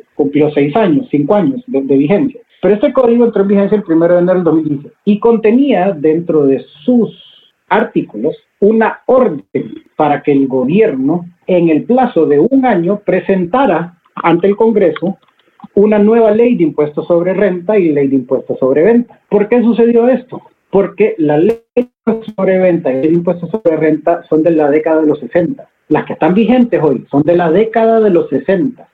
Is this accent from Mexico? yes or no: no; Honduras; todos somos hondureños y todos vivimos en Honduras